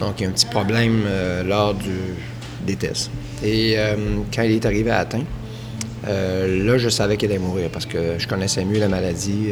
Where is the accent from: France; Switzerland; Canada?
Canada; Quebec; de ma communauté où je suis né, en Saint-Jean